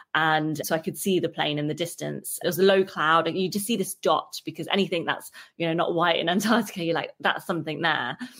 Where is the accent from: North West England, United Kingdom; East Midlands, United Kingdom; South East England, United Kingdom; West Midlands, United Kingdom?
East Midlands, United Kingdom; Derby; I'm from Derby